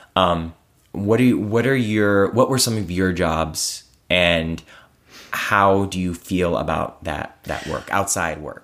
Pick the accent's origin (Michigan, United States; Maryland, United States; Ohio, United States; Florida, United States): Ohio, United States; Cleveland; I was raised in Cleveland by a, a single mom